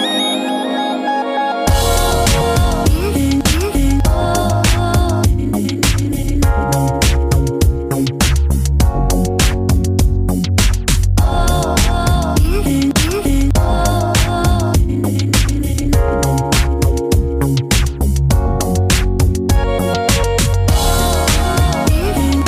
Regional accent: Kansas City, United States; moved away as an adult; now in Vancouver, Canada; I'm from Kansas City, and I moved to Canada this year

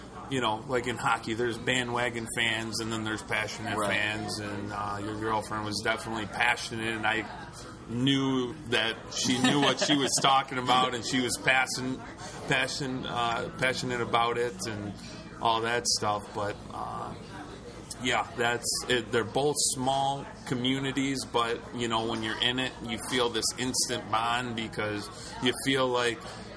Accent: Detroit, Michigan, United States; I grew up in the Detroit area.

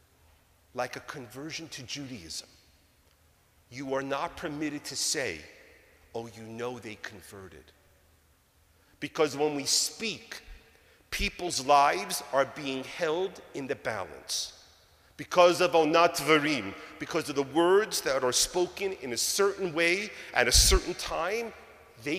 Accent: New York, United States; moved away; all the kids that I grew up with back in New York

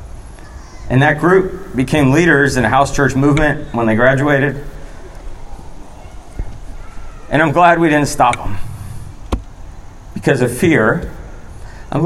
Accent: United States; also born or lived in Florida / Georgia; now in North Carolina, United States; I grew up in Florida and Georgia

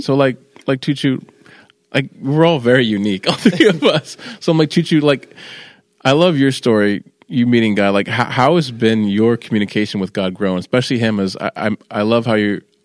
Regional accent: California, United States; moved away; also born or lived in Manassas, Virginia; I'm from California

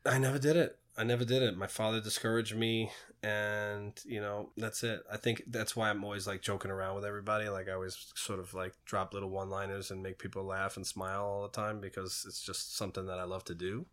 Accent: New York City, New York, United States; I grew up in Queens in the eighties and nineties

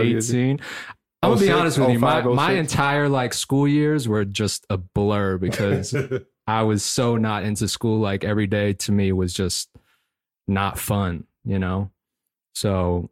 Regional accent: Fairfax, Virginia, United States; moved away as an adult; also born or lived in Philadelphia; I was born and raised in Fairfax, Virginia. Spent the first 18 years of my life there. Went on to college for a year in Philly.

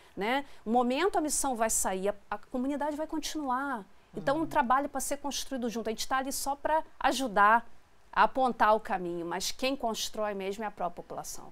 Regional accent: Brazil; nós somos brasileiros

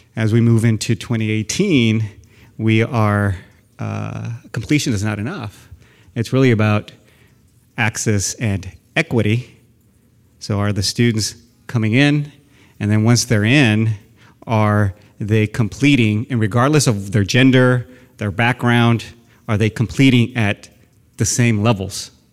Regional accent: San Antonio, Texas, United States; moved away as an adult; now in Sacramento, United States; I grew up in South San Antonio

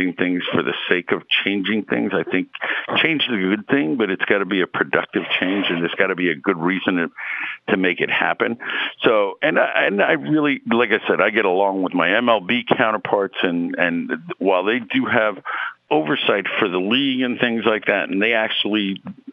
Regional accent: New York City, New York, United States; moved away as an adult; also born or lived in Bronx, New York; now in St. Louis, United States; I was born and raised in Queens, lived in the Bronx for a little bit, but mostly Queens

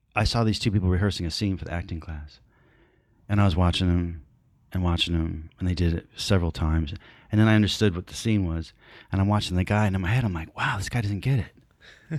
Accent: Stone Mountain, Georgia, United States; born or raised there; also born or lived in North Bergen, New Jersey

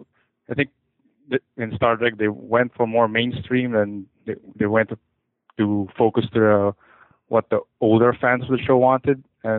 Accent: Philippines; I'm from the Philippines.

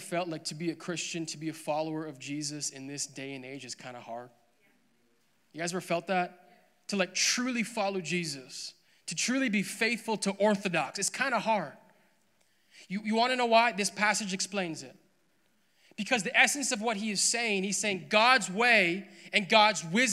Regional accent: Alberta, Canada; I was born and raised in Alberta. I'm a great Alberta boy.

